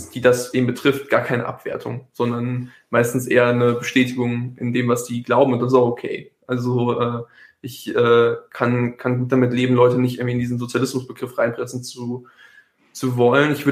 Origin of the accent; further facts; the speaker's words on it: Heidelberg, Baden-Württemberg, Germany; Das ist ein war sehr crazy YouTube-Video aus äh, meiner Heimatstadt Heidelberg